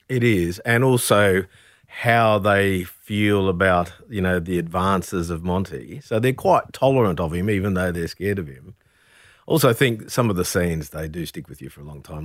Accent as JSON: {"language": "English", "town": "Brisbane", "region": "Queensland", "country": "Australia", "tie": "born or raised there", "also_born_or_lived": "Camden Haven, New South Wales", "moved": "yes", "said": "growing up in Brisbane"}